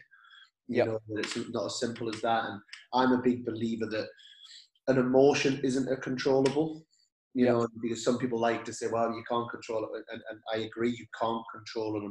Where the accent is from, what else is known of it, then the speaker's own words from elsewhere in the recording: United Kingdom; being a British man